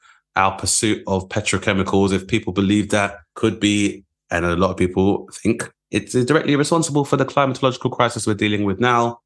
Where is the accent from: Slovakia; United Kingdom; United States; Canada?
United Kingdom; London; growing up in Southeast London